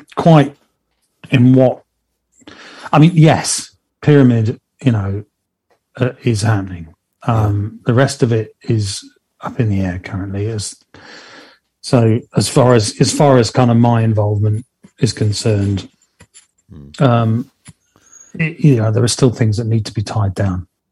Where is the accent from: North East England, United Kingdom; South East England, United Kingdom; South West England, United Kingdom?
South West England, United Kingdom; Plymouth; here local in my hometown of Plymouth